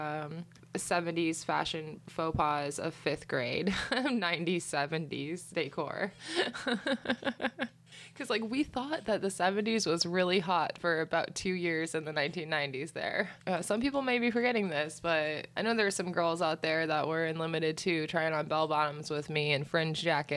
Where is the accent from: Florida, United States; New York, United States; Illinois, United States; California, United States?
Florida, United States; I grew up in Florida.